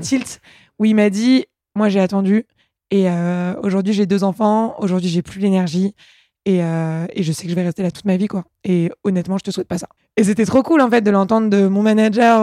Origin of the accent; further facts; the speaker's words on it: Paris, Île-de-France, France; also born or lived in England; je suis née à Paris, j'ai grandi ici euh, papa médecin, maman avocat euh, dans le quatrième arrondissement.